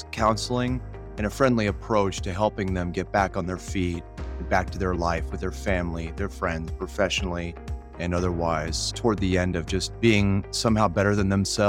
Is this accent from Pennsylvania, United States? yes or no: no; California, United States; now in Nebraska, United States; I'm originally from California.